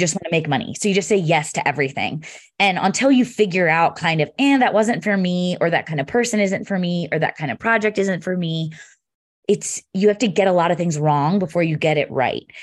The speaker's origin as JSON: {"language": "English", "region": "Pennsylvania", "country": "United States", "moved": "yes", "lives_now": "Denver, United States", "said": "I'm from Pennsylvania originally"}